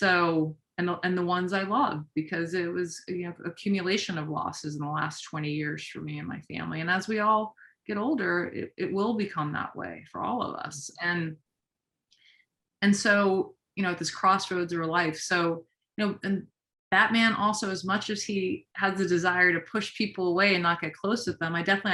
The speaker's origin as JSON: {"language": "English", "town": "New York City", "region": "New York", "country": "United States", "said": "I'm a New Yorker"}